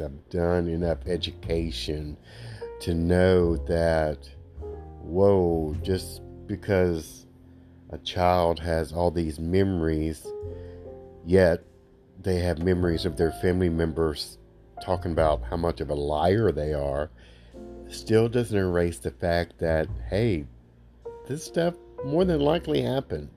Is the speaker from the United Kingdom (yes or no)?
no; Alabama, United States; I'm from Alabama. They don't teach us many English words in the state of Alabama